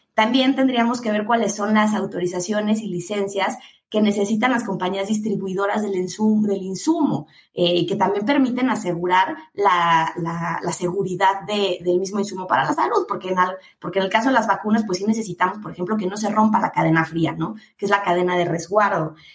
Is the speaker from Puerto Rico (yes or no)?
no; Mexico